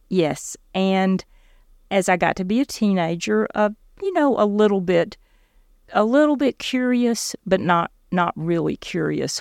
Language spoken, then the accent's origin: English; South Georgia, United States; I grew up in South Georgia in a pretty dysfunctional home.